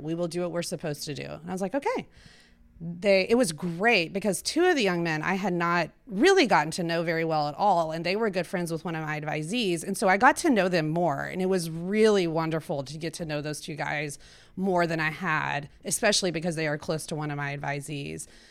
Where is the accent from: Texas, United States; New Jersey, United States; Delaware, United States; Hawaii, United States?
Texas, United States; Weatherford; also born or lived in Cambridge, Massachusetts / Austin, Texas / Houston, Texas; I grew up in Weatherford, Texas